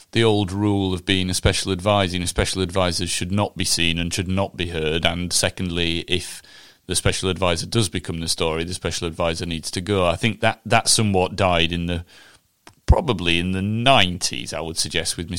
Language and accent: English; Huddersfield, Yorkshire and the Humber, United Kingdom; Huddersfield, which is my hometown